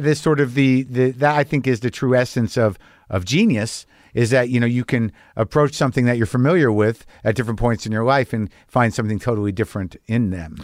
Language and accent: English; United States; I'm an American